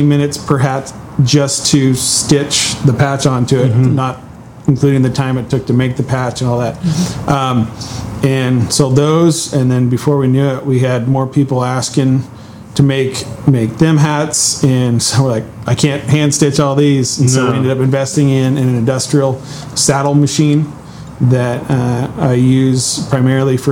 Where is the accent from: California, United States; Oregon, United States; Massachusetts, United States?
Oregon, United States; Willamette Valley; I grew up here in Oregon in the Willamette Valley